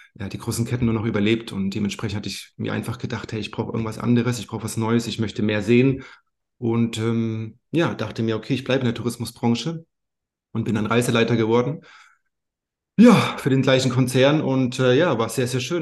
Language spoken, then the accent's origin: German; Bayreuth, Bavaria, Germany; also born or lived in Thuringia; now in Madeira, Portugal; Ich bin aufgewachsen in Oberfranken, in Bayreuth, gebürtiger Thüringer aber.